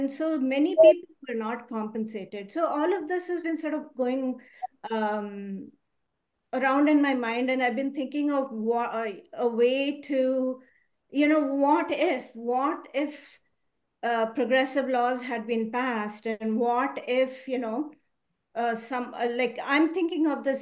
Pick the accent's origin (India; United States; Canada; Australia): India; So I grew up in India